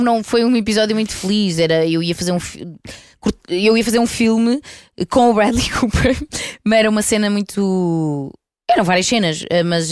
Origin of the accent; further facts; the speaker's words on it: Porto, Norte, Portugal; eu sou do Porto